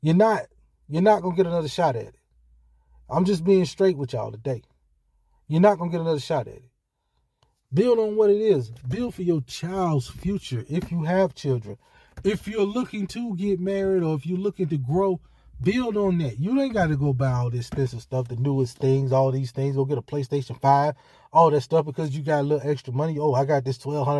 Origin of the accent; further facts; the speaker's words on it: Hattiesburg, Mississippi, United States; moved away; my hometown, Hattiesburg, Mississippi